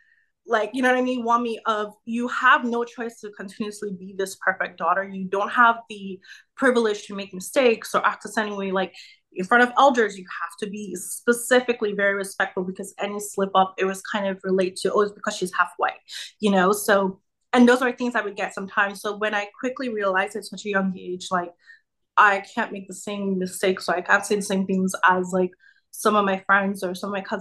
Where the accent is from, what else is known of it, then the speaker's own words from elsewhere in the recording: Nigeria; now in United States; My dad is American, my mom is Nigerian, and my dad has lived in Nigeria for 30 plus years. So I was born and raised there